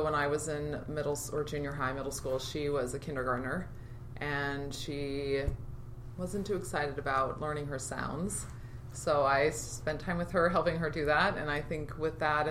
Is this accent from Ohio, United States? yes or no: no; Federal Way, Washington, United States; also born or lived in Argentina / Las Vegas; I grew up here in the Pacific Northwest, and when I was 10, we landed in Federal Way after going to 6 elementary schools